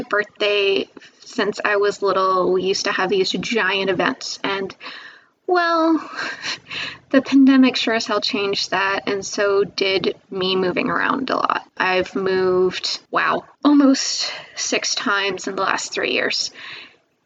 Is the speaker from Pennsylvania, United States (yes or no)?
yes; Pennsylvania, United States; I'm from Pennsylvania